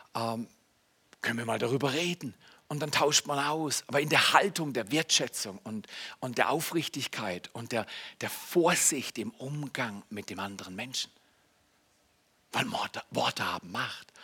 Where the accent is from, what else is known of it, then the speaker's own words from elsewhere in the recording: Germany; moved away as an adult; also born or lived in Canada; ich bin ja Deutscher